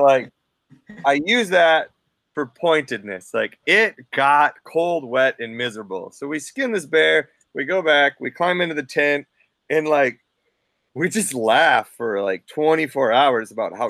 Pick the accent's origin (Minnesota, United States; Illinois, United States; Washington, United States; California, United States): Minnesota, United States; accent: non-regional dialect; now in Fairbanks, United States; me growing up in Minnesota. Interesting fact, I grew up in the only county in Minnesota that doesn't have a lake